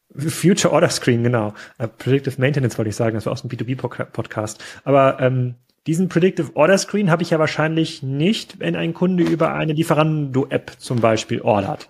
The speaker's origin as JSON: {"language": "German", "region": "East Germany", "country": "Germany", "tie": "born or raised there", "also_born_or_lived": "Gettorf", "said": "Ich bin ja auch ein, sozusagen ein Kind des Ostens"}